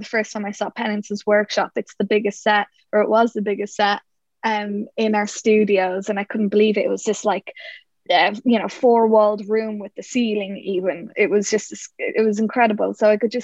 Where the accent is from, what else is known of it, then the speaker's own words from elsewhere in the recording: Ireland; we're Irish.